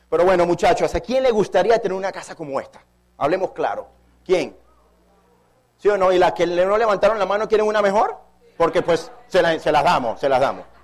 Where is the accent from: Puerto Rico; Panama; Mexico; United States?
Panama; moved away; Para mí es un honor como panameño estar en mi país. Yo tenía tres años de no venir a mi país. Me he encontrado una ciudad de Panamá evolucionada